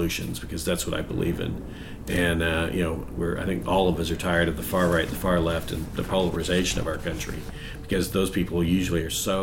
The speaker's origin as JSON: {"language": "English", "region": "Southern California", "country": "United States", "tie": "born or raised there", "said": "when I was a child growing up in Southern California."}